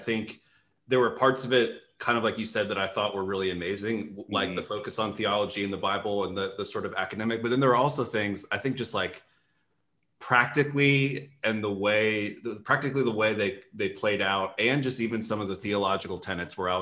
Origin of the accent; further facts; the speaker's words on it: Stafford, Virginia, United States; I'm from Stafford